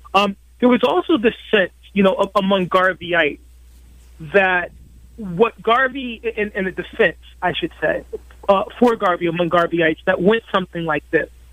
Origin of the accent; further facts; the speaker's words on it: Bridgeport, Connecticut, United States; when I was a young person growing up in Bridgeport, Connecticut